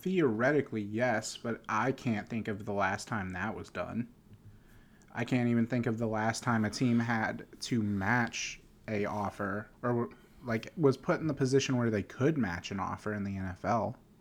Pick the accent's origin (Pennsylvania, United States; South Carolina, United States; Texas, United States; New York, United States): Pennsylvania, United States; Pittsburgh; I'm from Pittsburgh